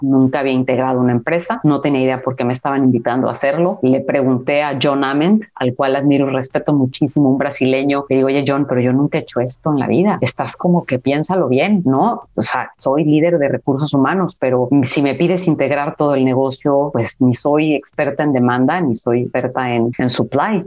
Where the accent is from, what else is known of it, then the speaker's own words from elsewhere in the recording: Mexico; moved away as an adult; also born or lived in United States; como mujer hispana o como mujer mexicana en la cultura americana